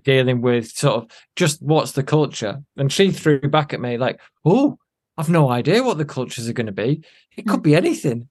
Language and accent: English; Chorley, North West England, United Kingdom; I'm from Chorley in Lancashire.